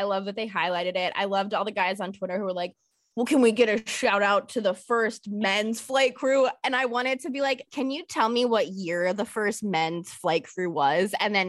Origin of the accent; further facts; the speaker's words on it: United States; Dude, I'm obviously an American. I support us in like the Olympics, like whatever, cool.